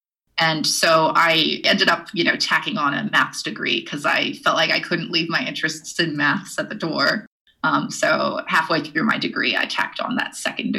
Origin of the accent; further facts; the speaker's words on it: Edgewood, New Mexico, United States; Well, I'm from Edgewood, New Mexico, which is this really tiny town to the east of Albuquerque, New Mexico, up in the mountains. And that's where I went to high school.